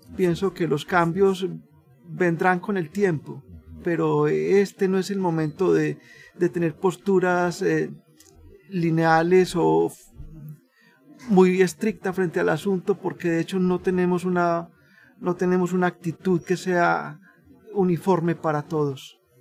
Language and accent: Spanish; Colombia; soy de Colombia